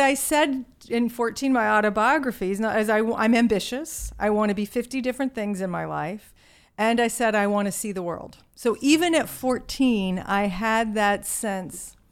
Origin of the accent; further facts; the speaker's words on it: Virginia, United States; accent: Southern; moved away; I grew up in a small town in Virginia